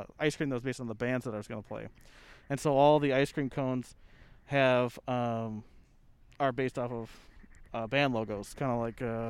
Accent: Minnesota, United States; growing up around Minnesota

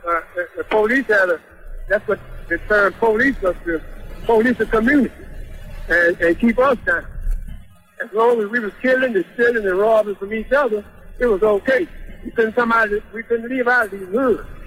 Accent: Dallas, Texas, United States; I, I grew up here in Dallas

